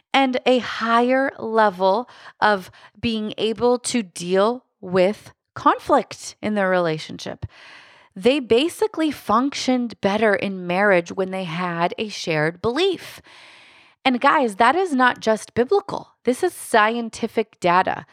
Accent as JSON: {"language": "English", "town": "Lancaster", "region": "Pennsylvania", "country": "United States", "said": "I come from Lancaster, Pennsylvania"}